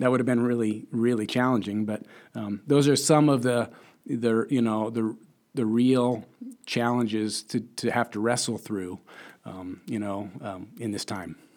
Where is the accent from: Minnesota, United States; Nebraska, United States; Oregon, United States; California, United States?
Nebraska, United States; Lincoln; also born or lived in Chicago; I'm from Lincoln, Nebraska, born and raised, uh, right here